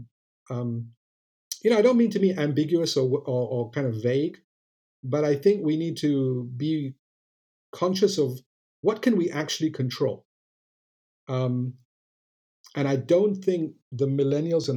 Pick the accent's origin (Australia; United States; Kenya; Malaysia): Malaysia; I'm not American, I'm Malaysian